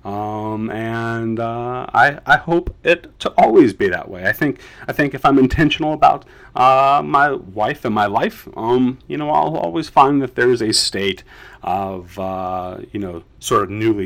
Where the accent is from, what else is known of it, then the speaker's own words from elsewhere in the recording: Charlotte, North Carolina, United States; also born or lived in Chicago suburbs, Illinois; I moved to the greater Charlotte, North Carolina area when I was about 5 years old.